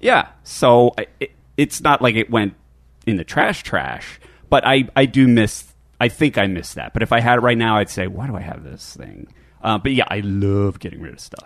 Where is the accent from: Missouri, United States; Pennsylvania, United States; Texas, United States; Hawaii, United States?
Pennsylvania, United States; Philadelphia; now in California, United States